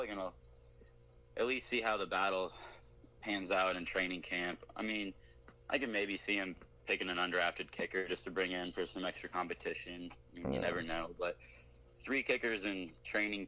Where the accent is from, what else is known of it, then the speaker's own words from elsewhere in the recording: Missouri, United States; I'm from Missouri